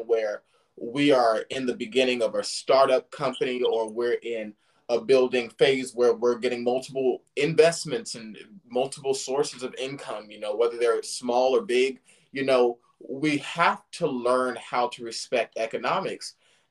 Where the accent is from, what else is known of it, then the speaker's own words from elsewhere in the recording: Silicon Valley, California, United States; now in the South, United States; I'm from the Silicon Valley.